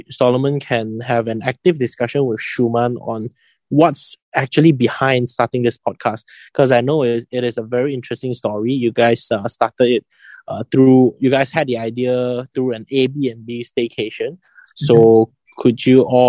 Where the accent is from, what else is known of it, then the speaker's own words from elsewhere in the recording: Kuala Lumpur, Malaysia; I come from KL and I study in a Chinese private school for high school